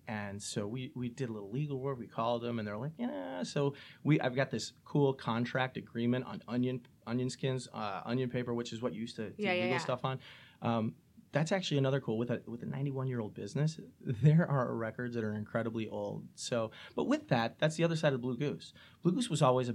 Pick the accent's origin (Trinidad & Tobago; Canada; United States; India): United States; St. Charles, Illinois; moved away as an adult; born and raised in St. Charles and love St. Charles